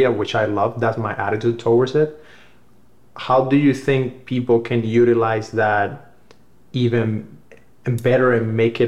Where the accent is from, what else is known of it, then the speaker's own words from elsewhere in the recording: Cuba; now in United States; growing up in Cuba